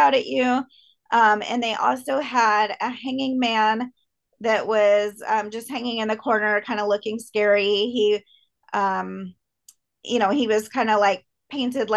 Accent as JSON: {"language": "English", "town": "Long Beach", "region": "California", "country": "United States", "tie": "born or raised there", "said": "my hometown of Long Beach, California"}